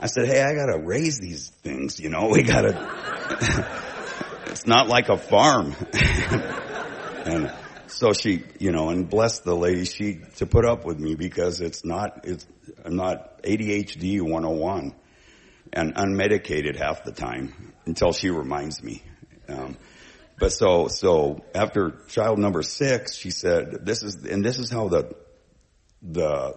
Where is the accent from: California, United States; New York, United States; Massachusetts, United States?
California, United States; Bay Area; moved away as an adult; also born or lived in Vancouver, Washington / Battle Ground, Washington; now in Oregon, United States; I was from the Bay Area originally